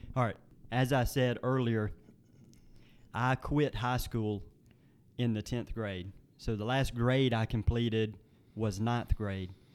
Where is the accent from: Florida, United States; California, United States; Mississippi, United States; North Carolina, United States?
Mississippi, United States; Nettleton; My hometown is Nettleton. That is located in the southern part of Lee County.